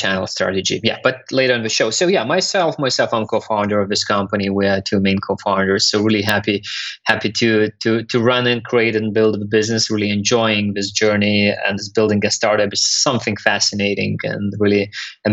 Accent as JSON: {"language": "English", "country": "Lithuania", "also_born_or_lived": "London", "said": "I'm from Lithuania, currently living partially in Lithuania in London"}